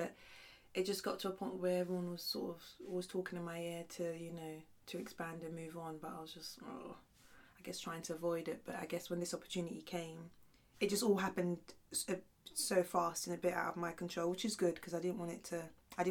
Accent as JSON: {"language": "English", "country": "Sierra Leone", "tie": "born or raised there", "moved": "yes", "said": "I was born in Sierra Leone."}